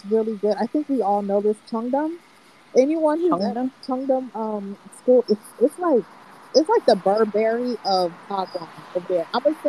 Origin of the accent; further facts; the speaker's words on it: Florida, United States; As I said before, I'm from South Florida, so I'm used to very clear, fresh air.